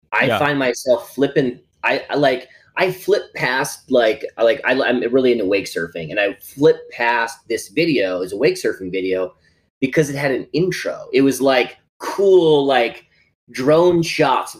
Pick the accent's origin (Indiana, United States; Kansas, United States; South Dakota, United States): South Dakota, United States; Howard; moved away as an adult; also born or lived in Los Angeles; I'm from rural South Dakota, like a town of 800 people.